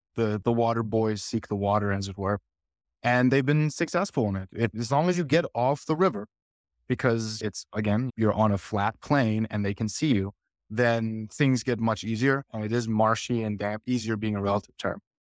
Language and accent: English; United States; I'm from America.